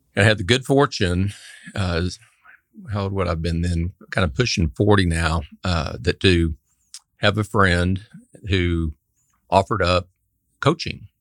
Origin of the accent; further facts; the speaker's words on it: Amarillo, Texas, United States; born and raised in Amarillo, Texas, up in the Panhandle